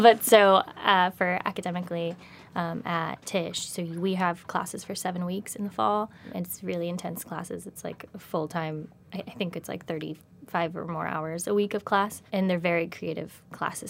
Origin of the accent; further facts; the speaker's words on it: Virginia, United States; moved away as an adult; also born or lived in Los Angeles; grew up in Virginia